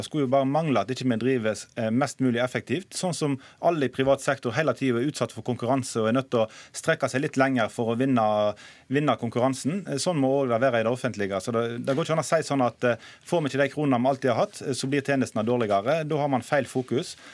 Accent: Western Norway, Norway; jeg kommer fra Vestlandet og kjenner til hvordan situasjonen er i næringslivet

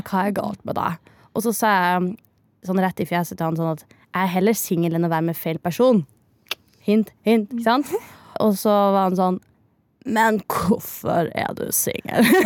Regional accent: near Misvær, Nordland, Norway; accent: Northern Norwegian; moved away; det er jo eh, rett ved der jeg vokste opp

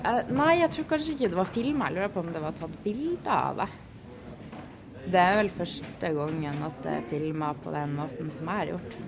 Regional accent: Northern Norway, Norway; jeg er jo nordlending

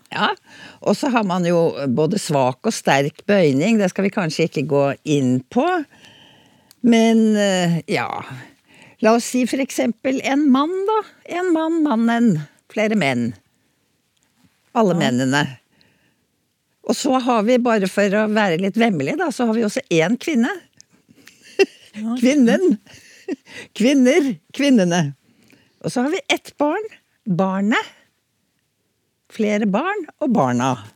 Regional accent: Oslo, Norway; accent: Oslo dialect; det er i min dialekt, da. Jeg er fra Oslo på det sentrale Østlandet

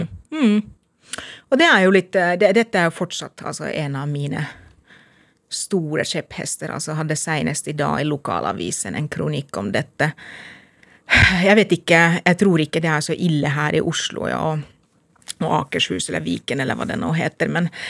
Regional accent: Lahti, Päijät-Häme, Finland; Norwegian is a second language; moved away as an adult; now in Lillehammer, Norway; Jeg er født og oppvokst i Lahti.

